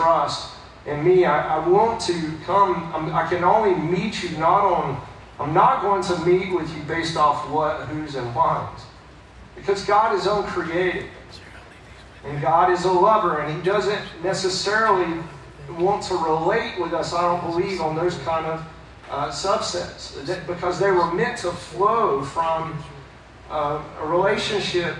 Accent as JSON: {"language": "English", "town": "Fletcher", "country": "United States", "tie": "born or raised there", "said": "I'm from around here. I was born in Fletcher"}